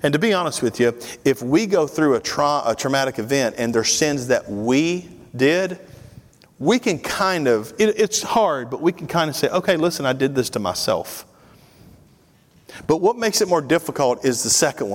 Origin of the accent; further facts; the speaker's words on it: Tennessee, United States; moved away as an adult; now in Georgia, United States; born and bred in Tennessee